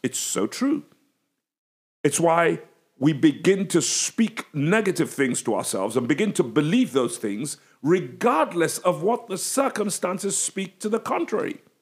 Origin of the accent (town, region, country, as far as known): England, United Kingdom; accent: English